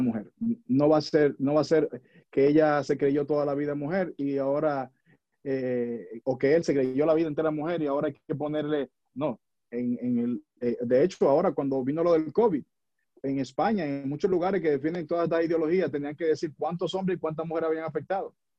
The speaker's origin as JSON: {"language": "Spanish", "country": "Dominican Republic", "moved": "yes", "lives_now": "United States", "said": "yo vivo en los Estados Unidos y, vivo en esta nación, soy dominicano, orgullosamente, vivo en Estados Unidos"}